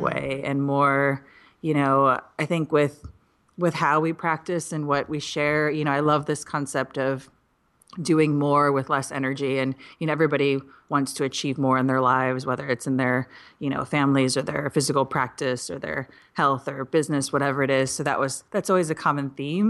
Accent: Midwest, United States; I'm from the Midwest

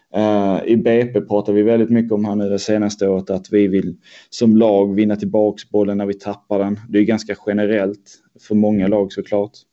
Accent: Helsingborg, Skåne, Sweden; moved away as an adult; now in Stockholm, Sweden; jag är uppväxt i Helsingborgsområdet, eh, strax norr om Helsingborg.

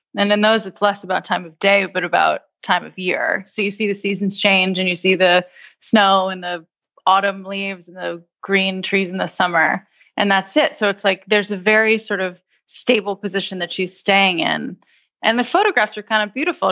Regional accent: United States; as an American

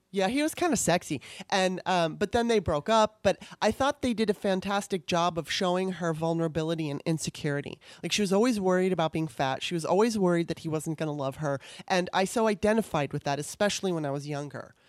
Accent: California, United States; also born or lived in Baltimore, Maryland; I grew up in California

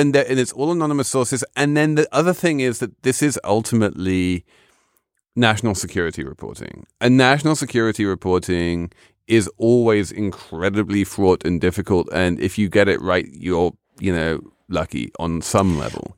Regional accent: England, United Kingdom; moved away; as the English person around the table

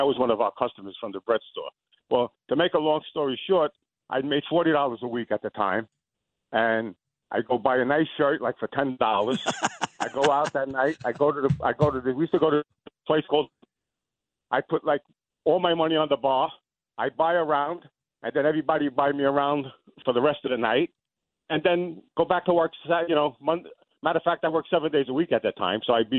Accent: Williamsburg, New York, United States; I'm originally from Williamsburg, but I agree with you.

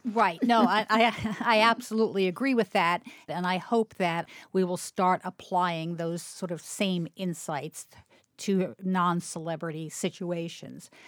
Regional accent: Baltimore, Maryland, United States; growing up in Baltimore

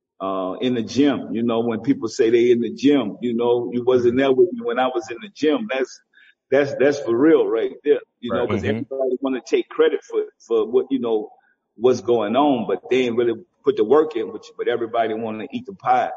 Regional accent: the South, United States; You know, I'm from the South.

